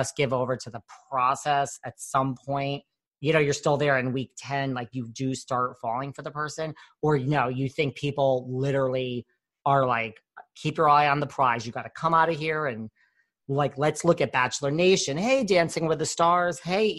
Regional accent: New York City, New York, United States

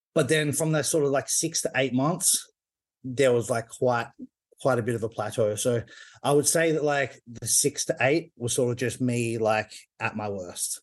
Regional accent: Perth, Western Australia, Australia; Perth, which is my hometown in Australia.

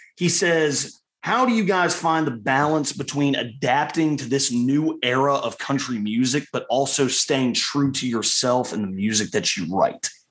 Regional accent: Richmond, Virginia, United States; my hometown of Richmond, Virginia

